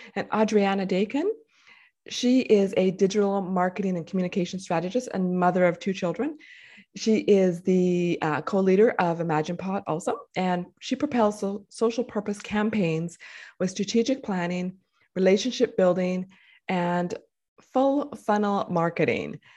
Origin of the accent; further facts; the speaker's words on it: Winnipeg, Manitoba, Canada; moved away; also born or lived in Vancouver; I moved back to my hometown where I was born